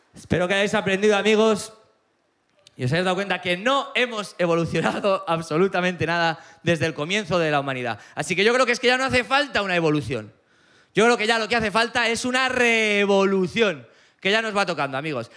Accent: Aragon, Spain; vengo de Aragón

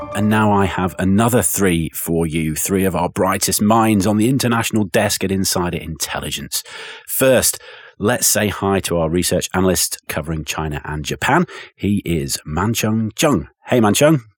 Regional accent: England, United Kingdom; as an Englishman

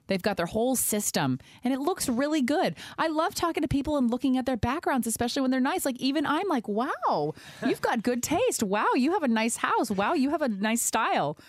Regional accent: the Bay Area, California, United States; I've lived in the Bay my whole life

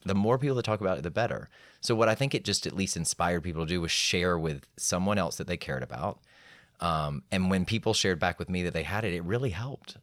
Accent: Atlanta, Georgia, United States; I was raised in Atlanta

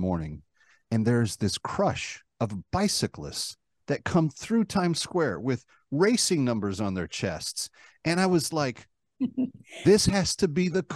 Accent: Dallas-Fort Worth area, Texas, United States; now in New York City, United States; a kid like me watching Letterman growing up in the Dallas-Fort Worth area

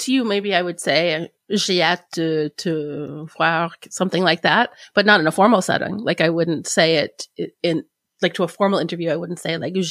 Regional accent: United States; as an American

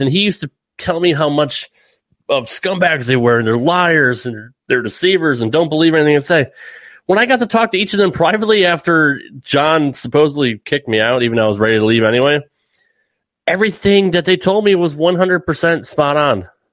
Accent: Connecticut, United States; growing up in Connecticut myself, like in the Northeast

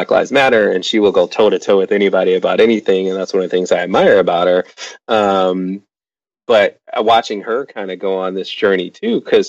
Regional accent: Chicago, Illinois, United States; moved away as an adult; now in Washington, D.C., United States; Growing up in the South of Chicago

